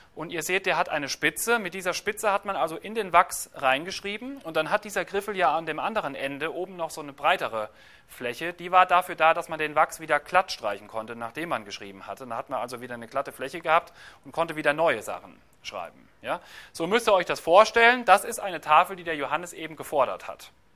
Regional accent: Germany; Bei uns in Deutschland

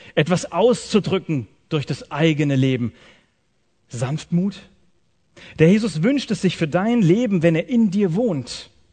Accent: Swabia, Germany; Ich komme aus dem Schwabenland

